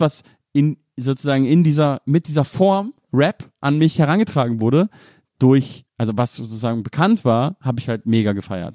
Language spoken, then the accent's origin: German; Munich, Bavaria, Germany; die Ecke, wo ich aufgewachsen bin